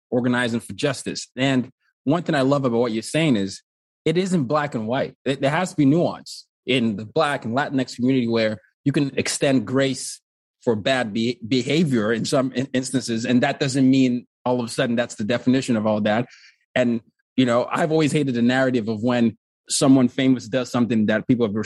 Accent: Nigeria; also born or lived in four continents; And so I'm, I'm from Nigeria, but I grew up black on four continents. born in Nigeria, grew up under dictatorships. Then my dad was a diplomat. We moved around a lot.

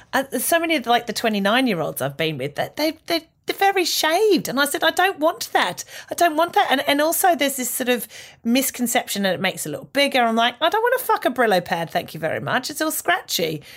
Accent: Australia; moved away as an adult; now in United Kingdom; growing up in Australia

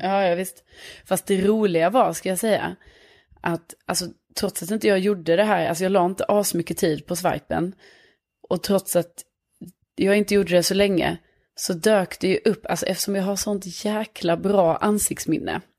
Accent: Lund, Skåne, Sweden; accent: Skånska; moved away as an adult; now in Stockholm, Sweden; jag är från Lund men bor i Stockholm.

